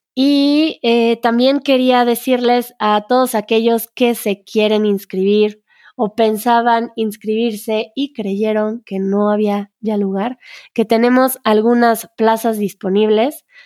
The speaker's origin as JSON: {"language": "Spanish", "country": "Mexico", "said": "como mexicanos"}